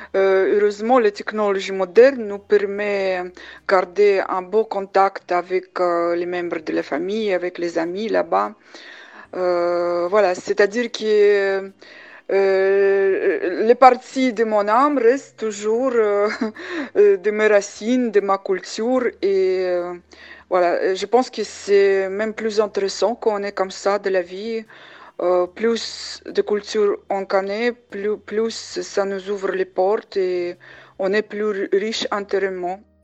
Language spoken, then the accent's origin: French; Samarkand, Samarqand Region, Uzbekistan; French is a second language; moved away as an adult; also born or lived in Normandy, France; now in Villedieu-les-Poêles, France; je suis née à Ouzbékistan, à Samarkand, la ville ancienne de Samarkand